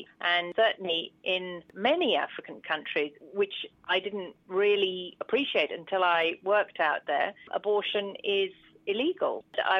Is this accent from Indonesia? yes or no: no; United Kingdom; moved away as an adult; I'm a British gynaecologist, but I have worked abroad since I was 30. I'm now in my middle 50s.